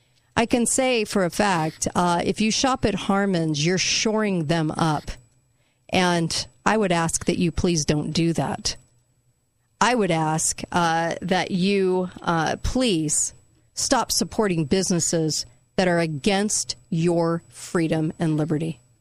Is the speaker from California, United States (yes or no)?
yes; California, United States; now in Utah, United States; I'm from California